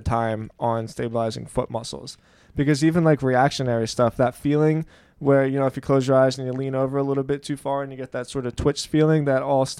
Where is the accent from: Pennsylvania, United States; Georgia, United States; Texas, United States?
Pennsylvania, United States; Philadelphia; moved away; she's from Boston and I'm from Philly